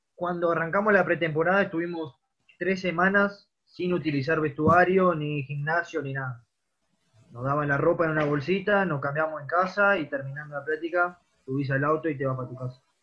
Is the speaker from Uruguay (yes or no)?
yes; Rivera, Uruguay; moved away as an adult; also born or lived in Montevideo; soy de Rivera, que me tocó irme y de grande, me fui a los 18 años yo